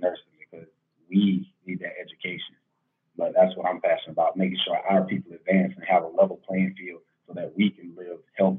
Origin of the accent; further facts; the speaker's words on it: Estill, South Carolina, United States; moved away; Hello, everyone. … I'm originally from the Lowcountry, a little small town called Estill, South Carolina. Kind of like by Buford and Savannah.